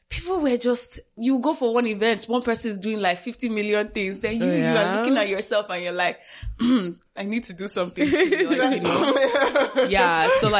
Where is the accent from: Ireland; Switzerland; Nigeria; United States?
Nigeria; moved away as an adult; also born or lived in Togo; now in Canada; Because right now all of us here are in Canada, right? Mm-hmm. And we basically grew up most of our lives, I guess, in Nigeria.